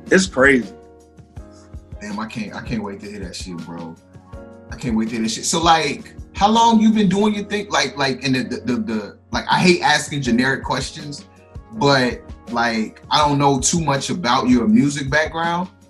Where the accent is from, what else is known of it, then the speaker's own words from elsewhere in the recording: Oakdale, Louisiana, United States; moved away; I'm originally from Oakdale, Louisiana. Shout out to everybody from back home, man.